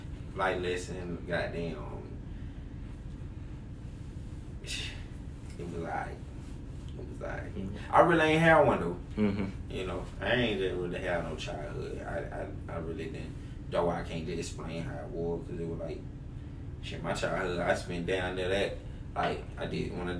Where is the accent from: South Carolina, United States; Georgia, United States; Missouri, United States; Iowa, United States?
Georgia, United States; Macon; I'm from Macon, Georgia. You know, the west side to be exact. Bellevue to be exact.